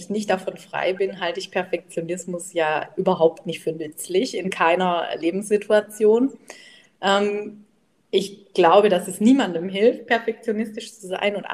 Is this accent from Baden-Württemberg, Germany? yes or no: yes; Baden-Württemberg, Germany; ich komme ja aus dem Schwab, Schwäbisch-Badischen, also alle Bächle heißt es bei uns